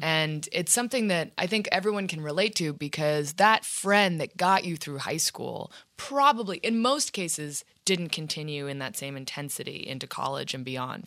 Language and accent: English; Washington, District of Columbia, United States; moved away; also born or lived in New York City; And then my parents moved to D C